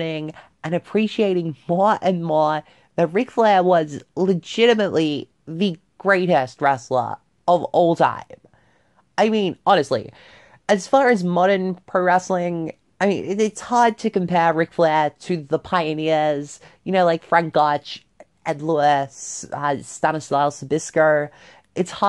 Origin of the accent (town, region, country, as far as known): Australia; born or raised there